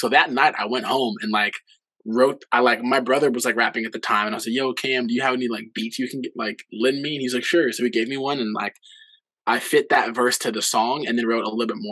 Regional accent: Los Angeles, California, United States; also born or lived in Boston; I grew up in the San Fernando Valley

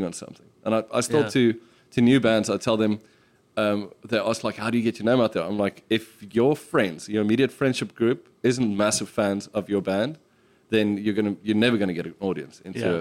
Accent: South Africa; us as South African drinkers

